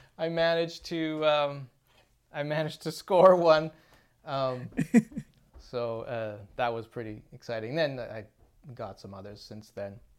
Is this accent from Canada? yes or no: yes; Chilliwack, British Columbia, Canada; That's that's my hometown. It's where I was born and raised